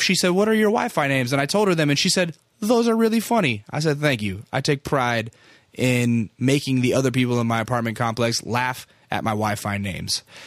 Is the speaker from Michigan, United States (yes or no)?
no; San Antonio, Texas, United States; I was born in San Antonio.